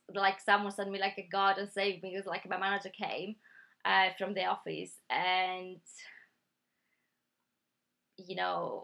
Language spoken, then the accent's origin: English; Greece; now in United Kingdom; I'm from Greece